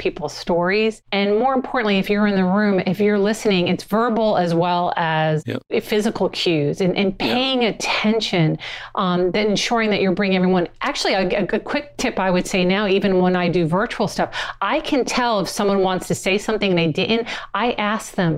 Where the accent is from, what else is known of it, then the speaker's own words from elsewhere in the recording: New Jersey, United States; I'm from North Jersey